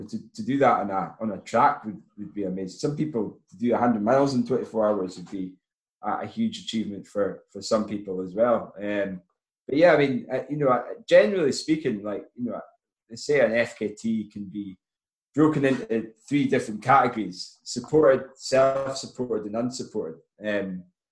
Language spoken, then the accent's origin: English; Forres, Scotland, United Kingdom; my hometown of Forest Tom